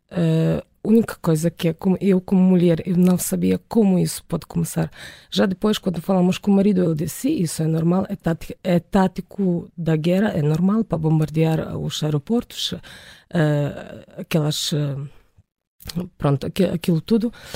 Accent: Ukraine; Portuguese is a second language; now in Portugal

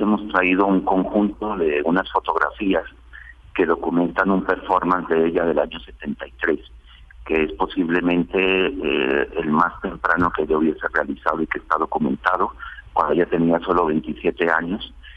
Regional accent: Colombia; moved away as an adult; now in Spain; desde hace 20 años que vivo en España, porque yo soy colombiano, pero resido allí

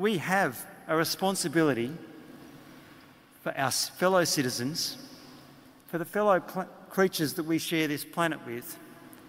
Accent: Canberra, Australian Capital Territory, Australia; I come from Canberra

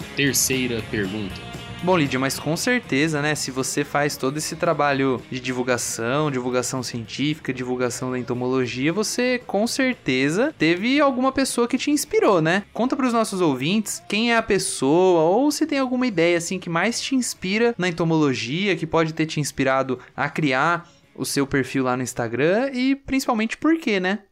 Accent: São Paulo, Brazil; now in Piracicaba, Brazil; eu sou daqui de São Paulo

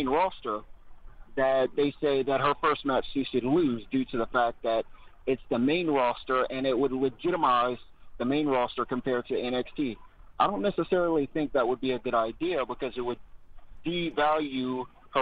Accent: Louisiana, United States; moved away; I'm from Louisiana, and I was planning on going home this weekend

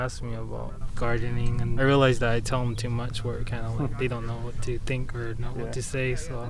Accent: Tohono O'odham Reservation, Arizona, United States; I'm from Adichuk on the Rez.

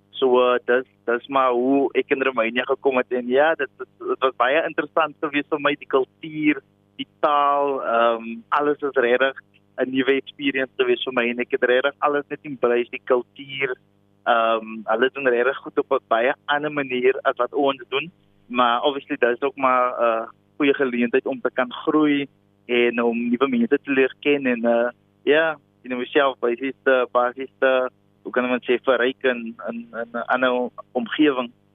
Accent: Ashton, Western Cape, South Africa; moved away; ek kom oorspronklik van Ashton in die Weskaap, pragtige dorpie

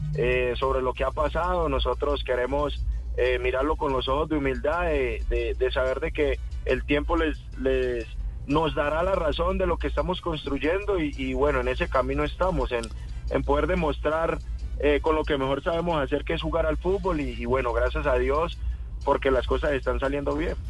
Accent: Cali, Valle del Cauca, Colombia; yo hice Terrón Colorado

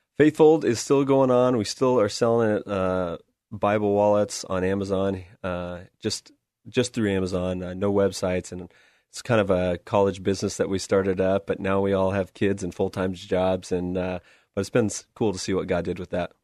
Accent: West Linn, Oregon, United States; Grew up here, uh, went to Westland, uh, went to Westland High School

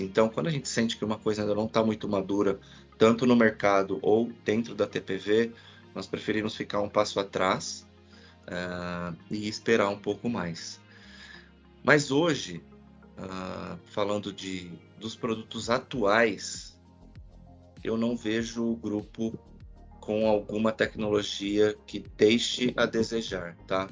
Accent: Santo André, São Paulo, Brazil; Eu sou de Santo André, né? Eu sou do ABC Paulista

